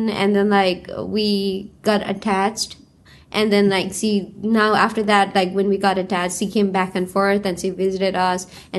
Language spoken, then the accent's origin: English; Bhaktapur, Bagmati, Nepal; moved away as an adult; also born or lived in Iowa; now in Seattle, United States; So yeah, I am from Bhaktapur, Nepal. … I'm a new transfer student here in North Seattle College